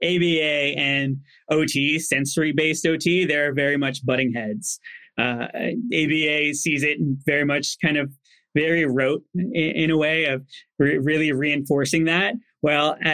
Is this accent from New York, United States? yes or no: no; New Jersey, United States; I grew up in New Jersey